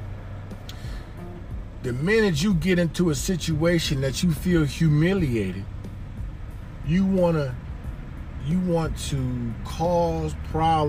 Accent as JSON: {"language": "English", "town": "Detroit", "region": "Michigan", "country": "United States", "tie": "born or raised there", "also_born_or_lived": "Miami, Florida", "said": "I grew up in Detroit, Michigan in the 80s"}